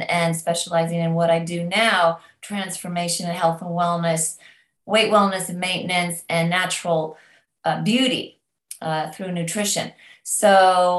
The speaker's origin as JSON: {"language": "English", "region": "Northern California", "country": "United States", "tie": "born or raised there", "also_born_or_lived": "London, England", "moved": "yes", "lives_now": "Nashville, United States", "said": "I grew up in California, Northern California, amongst the redwood trees"}